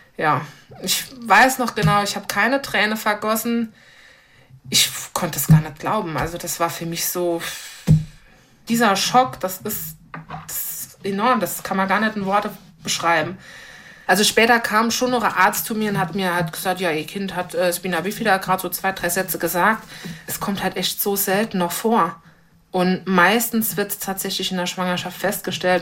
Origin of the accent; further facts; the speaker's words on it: Eppelborn, Saarland, Germany; moved away as an adult; now in St. Wendel, Germany; Ich komme aus dem Raum Eppelborn